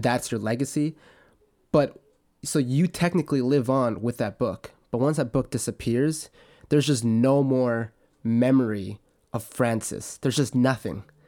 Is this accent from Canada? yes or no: yes; Canada; I'm Canadian and I go to school in Alberta.